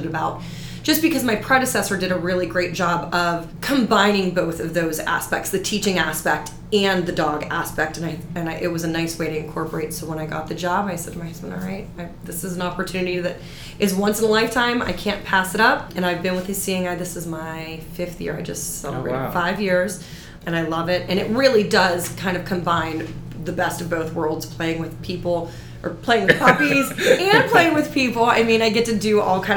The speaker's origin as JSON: {"language": "English", "town": "Pittsburgh", "region": "Pennsylvania", "country": "United States", "moved": "as an adult", "said": "I'm originally from Pittsburgh."}